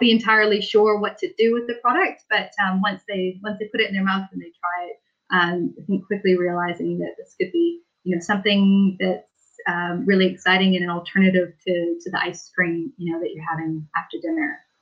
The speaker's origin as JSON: {"language": "English", "town": "Victoria", "region": "British Columbia", "country": "Canada", "moved": "as an adult", "lives_now": "New Zealand", "said": "I'm from Victoria, which is on the west coast of British Columbia"}